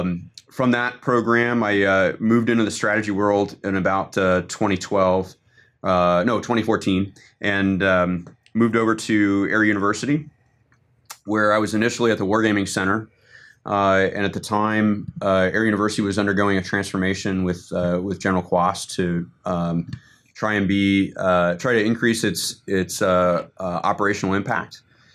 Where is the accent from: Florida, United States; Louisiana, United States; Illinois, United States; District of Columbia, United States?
District of Columbia, United States; Washington; I'm originally from Washington, D.C.